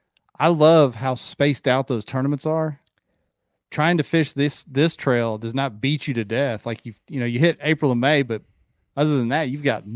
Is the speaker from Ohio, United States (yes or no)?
yes; Dayton, Ohio, United States; I grew up in Dayton, just down the road from him.